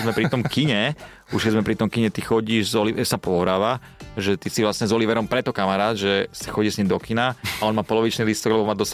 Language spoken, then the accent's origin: Slovak; eastern Slovakia, Slovakia; Ja som iba z východu